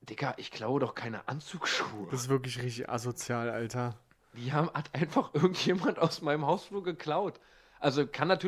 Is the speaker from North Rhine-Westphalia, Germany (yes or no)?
yes; Bad Salzuflen, North Rhine-Westphalia, Germany; Das ist so ein Ort, da kann ich doch nicht mit Stolz sagen, wo ich herkomme. Bad Salzuflen, das klingt schon.